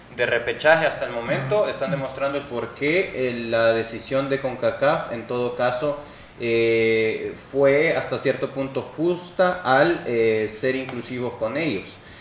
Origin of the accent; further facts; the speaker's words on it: El Salvador; nosotros obviamente como salvadoreños